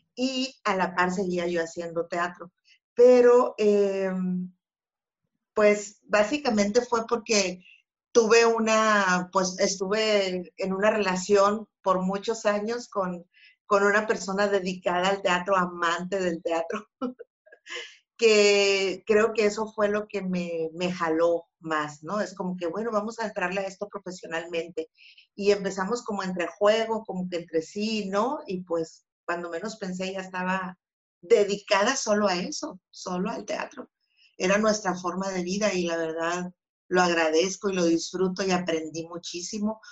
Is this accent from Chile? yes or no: no; Empalme, Sonora, Mexico; yo nací en Empalme